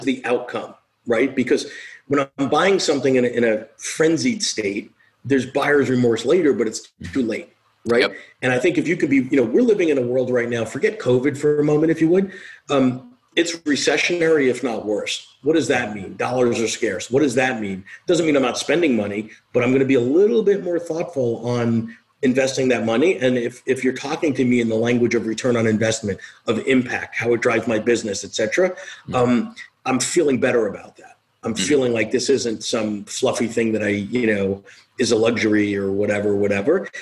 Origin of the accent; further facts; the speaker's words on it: New York, United States; I'm a New Yorker. I was here